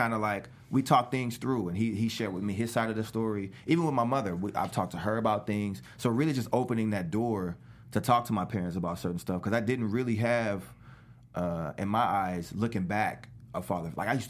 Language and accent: English; New Orleans, Louisiana, United States; because I grew up in New Orleans, but I moved back and forth a lot